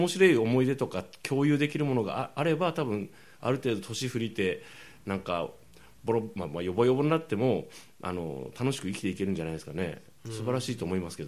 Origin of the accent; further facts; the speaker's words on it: Kumamoto, Japan; 熊本です